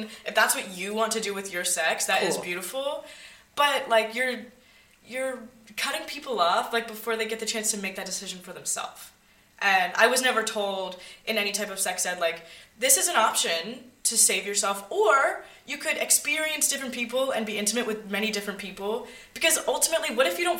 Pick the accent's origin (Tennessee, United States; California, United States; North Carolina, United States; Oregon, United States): Tennessee, United States; Nashville; moved away as an adult; now in Toronto, Canada; growing up in Nashville